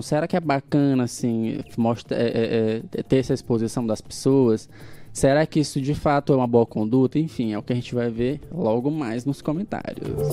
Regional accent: Guimarães, Maranhão, Brazil; now in São Luís, Brazil; o município de Guimarães, a minha terra natal

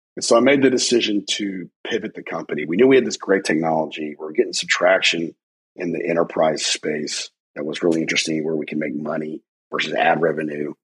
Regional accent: United States; I'm an American

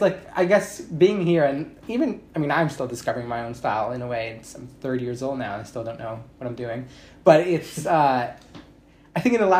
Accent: Canada; moved away as an adult; now in Australia; my parents are Italian. I'm Canadian, but my parents are Italian.

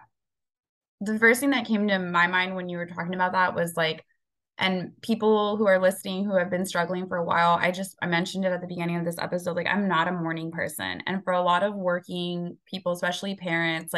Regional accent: Rio Grande Valley, Texas, United States; we're all from the Rio Grande Valley. The eating habits were not the healthiest when we were growing up

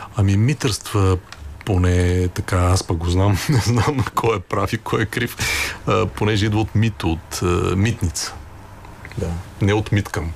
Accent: Sliven, Sliven Province, Bulgaria; Ние двамата сме от Сливен

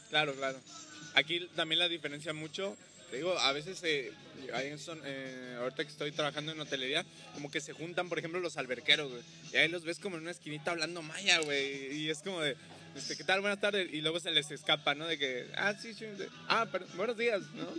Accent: Xalapa, Veracruz, Mexico; now in Cancún, Mexico; yo que soy de, de Jalapa, pues bueno, ahí me tocó el frío.

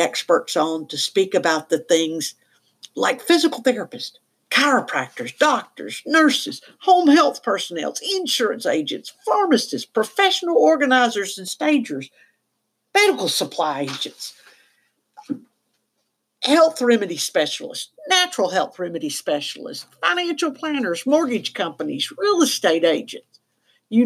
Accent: the South, United States; I am from the South, and no, I don't use the word y'all.

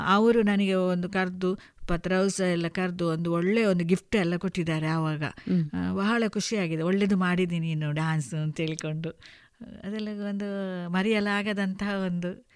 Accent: Puttur, Karnataka, India; also born or lived in Haradi; ನಾನು ಪುತ್ತೂರಿನಲ್ಲಿ ಬೆಳೆದವಳು

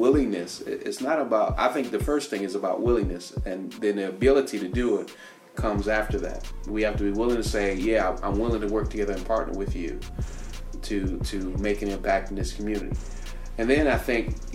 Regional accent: Washington, District of Columbia, United States; moved away; I grew up in Washington, D.C., and I lived in the community I lived in almost about 20 years, and I grew up in that community

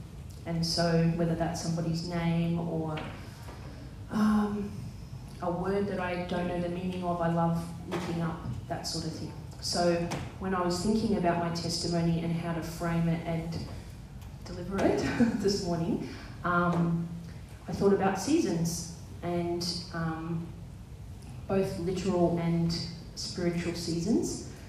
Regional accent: New South Wales, Australia; I grew up in the Southern Highlands, and we kind of moved around a fair bit in my younger years. And then we moved to Bosley Park

